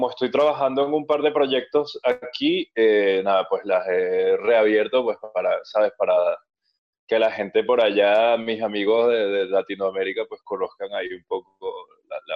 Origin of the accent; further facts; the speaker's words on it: Venezuela; moved away; yo dejé oficialmente de tocar en … eh, en, 2017, cuando me fui de Venezuela.